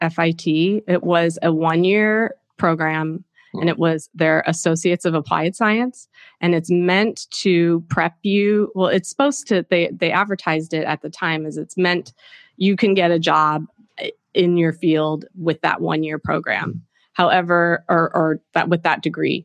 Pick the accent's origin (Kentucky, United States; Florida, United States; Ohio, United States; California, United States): California, United States; Cupertino; moved away as an adult; also born or lived in Chico, California / London / New York City; I grew up in Silicon Valley until, you know, through high school, went to Cupertino High School